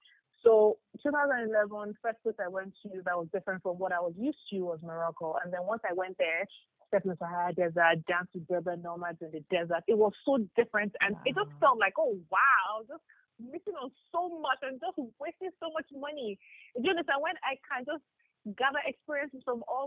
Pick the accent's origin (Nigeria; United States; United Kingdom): Nigeria; Ibadan, Oyo; I grew up in Ibadan.